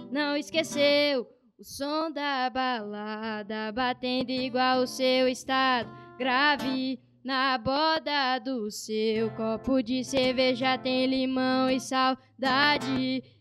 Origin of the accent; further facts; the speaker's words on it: Bauru, São Paulo, Brazil; Nasci em Bauru. Moro lá desde quando eu nasci. Minha família toda é de lá, né?